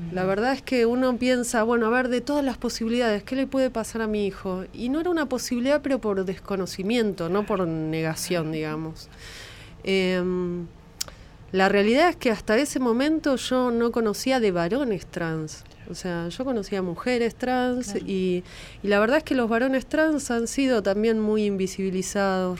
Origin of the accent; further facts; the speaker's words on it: La Plata, Buenos Aires Province, Argentina; Somos de La Plata, sí. Del Hospital de Niños eh, Ludovica de La Plata. Y la verdad es que es un lugar de referencia médico para mí y para mi familia, y ahí se atendieron mis hermanos, me atendí yo